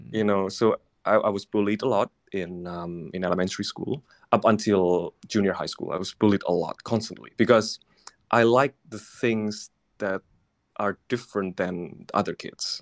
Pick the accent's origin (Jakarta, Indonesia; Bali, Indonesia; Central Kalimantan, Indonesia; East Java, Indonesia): East Java, Indonesia; Surabaya; moved away; I'm from Surabaya